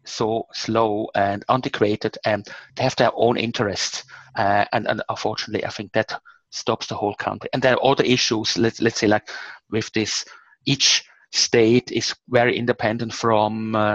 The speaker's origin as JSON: {"language": "English", "country": "Switzerland", "said": "I'm from Switzerland, and Switzerland is probably the most democratic country on the planet"}